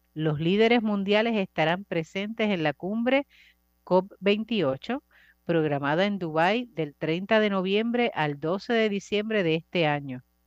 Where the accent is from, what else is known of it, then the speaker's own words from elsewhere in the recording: Puerto Rico; como sociedad puertorriqueña